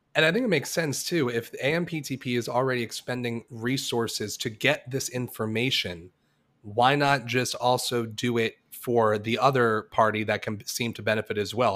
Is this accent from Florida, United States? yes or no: yes; Florida, United States; I'm from Florida